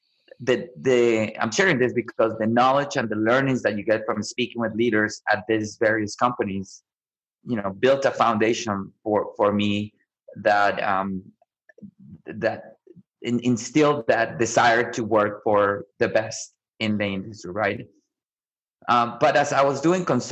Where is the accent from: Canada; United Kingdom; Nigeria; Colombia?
Colombia; also born or lived in Omaha, Nebraska; now in Austin, United States; I grew up in Colombia, right, where food is really important